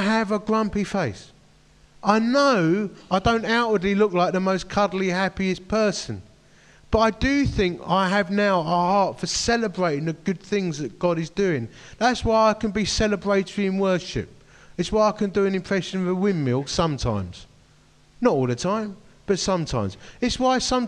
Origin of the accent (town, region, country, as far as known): United Kingdom